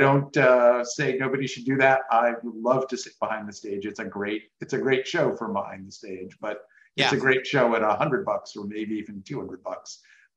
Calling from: Washington, District of Columbia, United States; Just outside Washington, D.C.

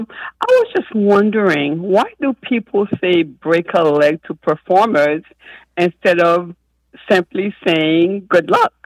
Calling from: Pembroke Pines, Florida, United States; I'm calling you from Pembroke Pines, Florida.

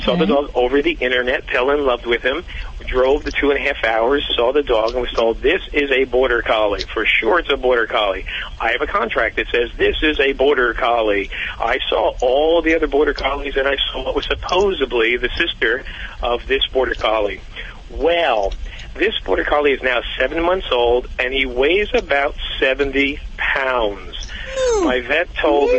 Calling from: Glenside, Pennsylvania, United States

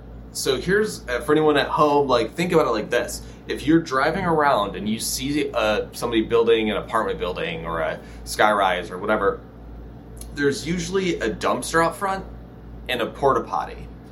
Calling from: Los Angeles, California, United States; Los Angeles, California. It's 93 degrees today.

